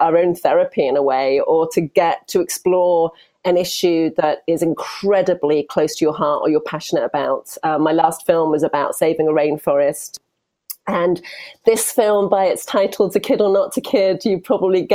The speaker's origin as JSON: {"language": "English", "country": "United Kingdom", "also_born_or_lived": "Europe", "accent": "British", "moved": "yes", "lives_now": "United States", "said": "probably you can tell by my accent. I'm also British, but I'm based here in America"}